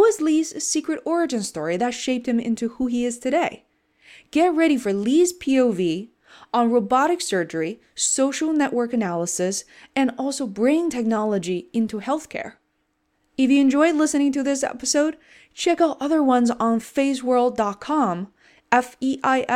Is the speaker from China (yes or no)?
yes; China; moved away; Growing up in China, many kids, such as myself, had an obsession towards the medical field